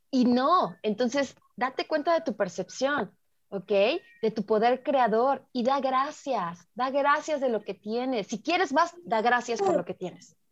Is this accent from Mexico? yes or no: yes; Mexico; como mexicanos